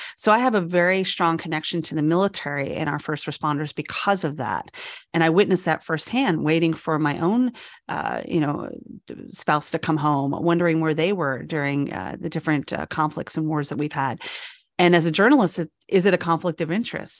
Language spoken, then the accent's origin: English; New York, United States; moved away; I'm from New York